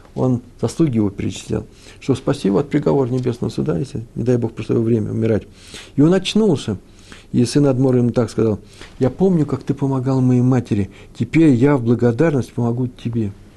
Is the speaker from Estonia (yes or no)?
no; Kyiv, Ukraine; moved away; also born or lived in Moscow; Киев мой родной город, там все детство провел, все летние месяца в родни, на Подоле я жил.